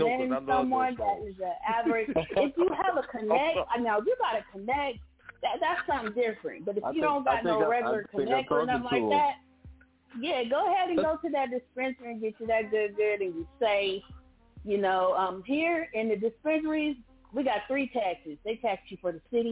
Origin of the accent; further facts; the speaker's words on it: San Diego, California, United States; I'm from California, I'm from San Diego, I'm 10 minutes away from Mexico